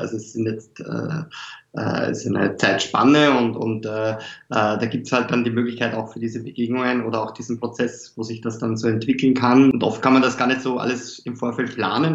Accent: Lower Austria, Austria; moved away; ich komme ursprünglich aus Niederösterreich

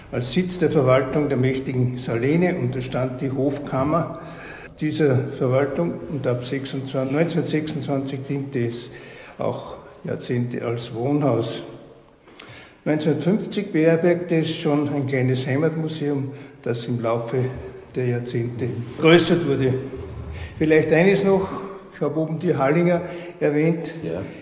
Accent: St. Martin am Grimming, Styria, Austria; born there; now in Bad Aussee, Austria; Ich bin gebürtig aus St. Martin am Gleming, bin seit 1975 hier in Badersee.

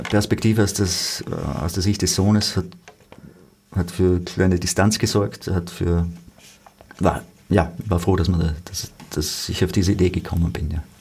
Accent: Feldkirch, Vorarlberg, Austria; gerade auch in, in Feldkirch, wo ich her bin, und mein Vater war dort äh, stadtbekannte Persönlichkeit, Vizebürgermeister.

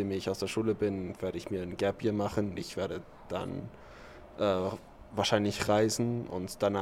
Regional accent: Germany; now in Mexico; ja, ich bin Deutscher. Aber du heißt …. Ja, meine Mutter ist aus Brasilien und von da ist mein Name.

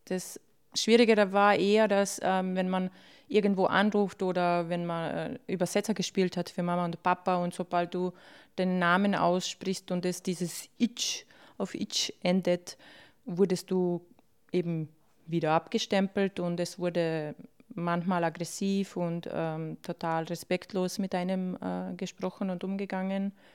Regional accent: Bosnia & Herzegovina; now in Austria; ich bin in Bosnien geboren, ja, und es ist wo die Heimat und alles

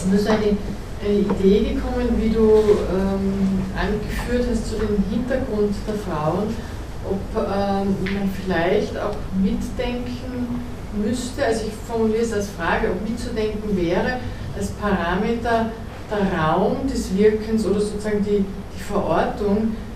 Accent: Austria; bei uns in Österreich

